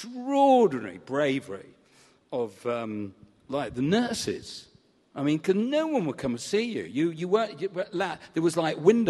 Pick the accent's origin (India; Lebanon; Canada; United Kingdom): United Kingdom; Southport, North West England; I was brought up in Southport in Lancashire